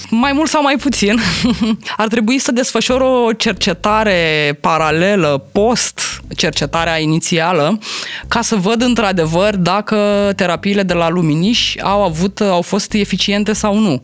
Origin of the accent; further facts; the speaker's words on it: Romania; noi ca români